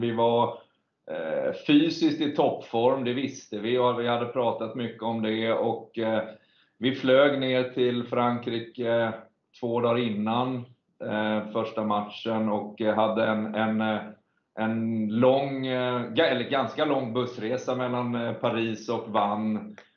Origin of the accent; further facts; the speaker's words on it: Sweden; vi är svenskar